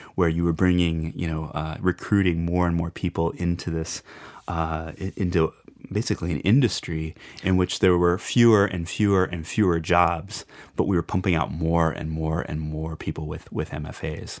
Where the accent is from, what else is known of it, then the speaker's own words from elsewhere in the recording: Shelbyville, Illinois, United States; now in Chautauqua, United States; when I was growing up in Illinois, um, there was just actually not too far away from where I grew up, in Shelbyville, Illinois